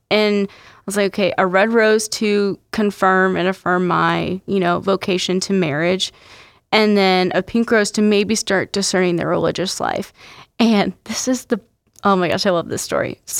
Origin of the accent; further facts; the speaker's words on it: Ohio, United States; because I'm originally from Ohio and I still have family up there.